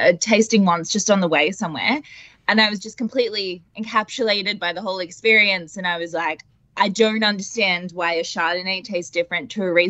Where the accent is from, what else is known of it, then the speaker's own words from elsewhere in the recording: Warragul, Victoria, Australia; So I'm from Victoria in Gippsland. Oh, sorry, Warrigal in Gippsland, I should say. Little country girl.